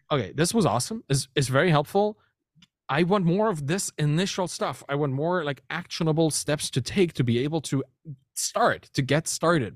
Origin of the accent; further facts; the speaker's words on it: Germany; moved away as an adult; now in Canada; I'm German, right? I, I grew up there, and I, I moved from Germany to Canada just recently, a year ago